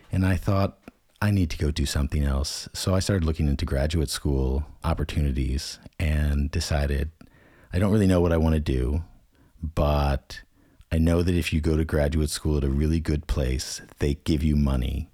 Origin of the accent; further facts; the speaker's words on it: United States; accent: American; first language English; moved away as an adult; the one skill I had that no one from the European Union had was an American accent in my native language.